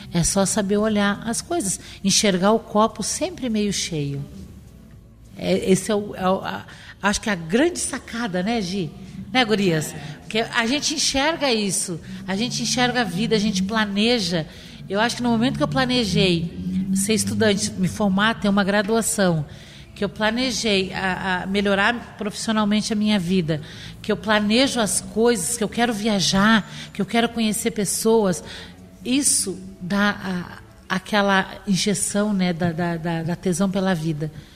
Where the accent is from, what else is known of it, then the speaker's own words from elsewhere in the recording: Rio Grande do Sul, Brazil; now in Florianópolis, Brazil; Como boa gaúcha